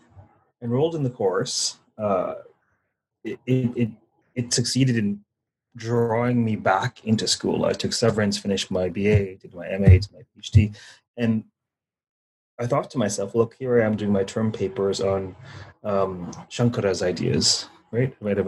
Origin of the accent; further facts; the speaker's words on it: Toronto, Ontario, Canada; You know, I grew up in Toronto and my family was West Indian.